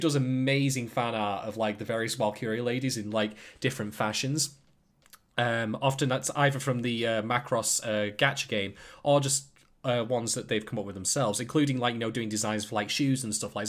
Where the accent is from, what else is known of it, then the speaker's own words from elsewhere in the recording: United Kingdom; I'm a, I'm a British guy myself